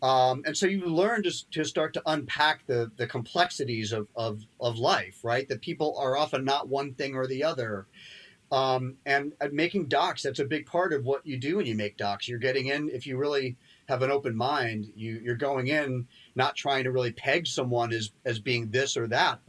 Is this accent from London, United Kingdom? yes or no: yes; London, United Kingdom; born there; Well, I was born in London and modern dance at that time was pretty hip and bohemian.